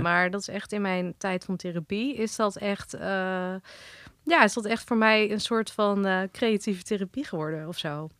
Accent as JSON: {"language": "Dutch", "town": "Holten", "region": "Overijssel", "country": "Netherlands", "tie": "born or raised there", "also_born_or_lived": "Wageningen / Driel"}